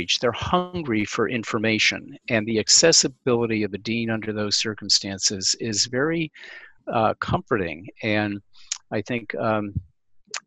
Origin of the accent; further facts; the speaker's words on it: Albany, New York, United States; I grew up in Albany, New York